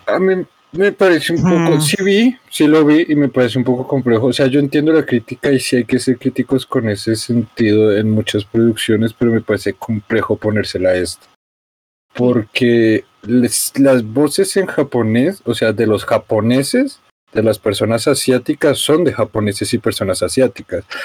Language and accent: Spanish; Colombia; Yo como colombiano blanco clase media